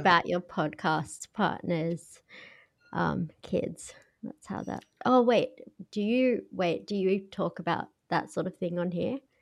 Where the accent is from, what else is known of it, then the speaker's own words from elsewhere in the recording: Australia; accent: Australian; I'm blatantly Australian.